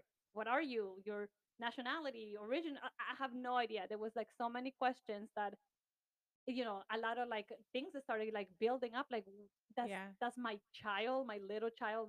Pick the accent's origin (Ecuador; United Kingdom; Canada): Ecuador; moved away; I was born and raised in Ecuador